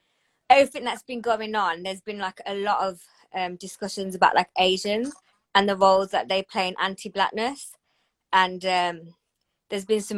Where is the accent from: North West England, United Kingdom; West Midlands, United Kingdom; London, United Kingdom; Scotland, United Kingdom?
West Midlands, United Kingdom; Birmingham; my parents are from India. I'm from Birmingham. I grew up in, it was really like working class white area